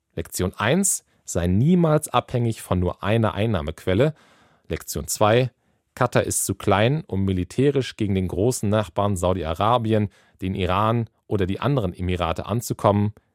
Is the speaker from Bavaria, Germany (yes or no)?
no; Schleswig-Holstein, Germany; Schleswig-Holstein passiert. Da bin ich aufgewachsen